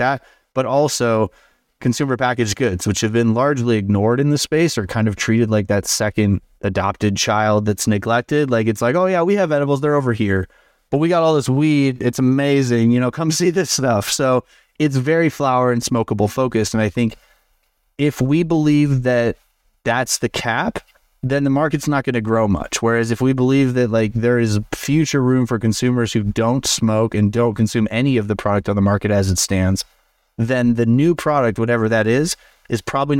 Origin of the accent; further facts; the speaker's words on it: Chicago, Illinois, United States; now in Denver, United States; Denver scene, so I came from Chicago. Chicago has a huge food scene.